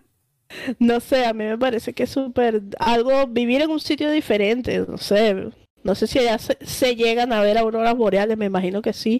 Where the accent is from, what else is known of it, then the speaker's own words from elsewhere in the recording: Venezuela; nosotros somos venezolanos